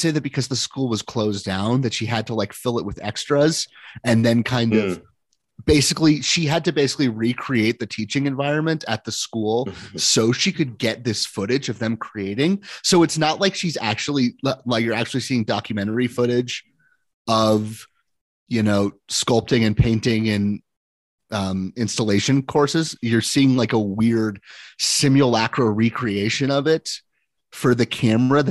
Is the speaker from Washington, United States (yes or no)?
yes; Seattle, Washington, United States; I was born in Seattle